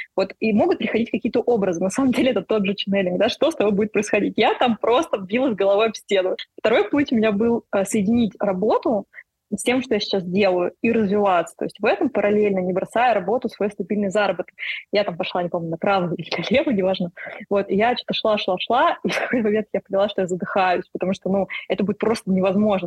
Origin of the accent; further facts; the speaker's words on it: Russia; я как бы из России